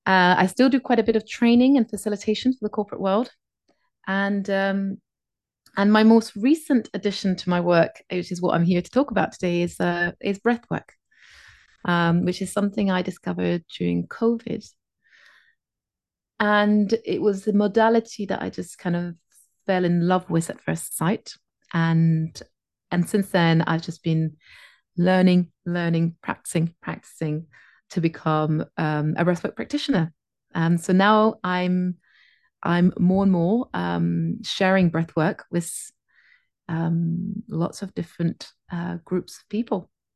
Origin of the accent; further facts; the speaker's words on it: France; first language English; now in Phuket, Thailand; I live in Phuket in Thailand, on this little tropical island. I'm originally from France. I have a Scottish mother, which is because I often get asked, like, how come you don't have the French accent?